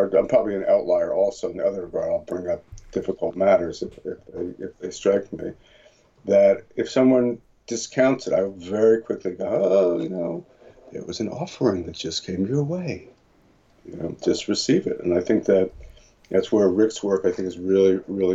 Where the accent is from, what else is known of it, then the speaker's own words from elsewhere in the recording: New Jersey, United States; moved away as an adult; also born or lived in Boston; now in California, United States; growing up in New Jersey and going to school in Boston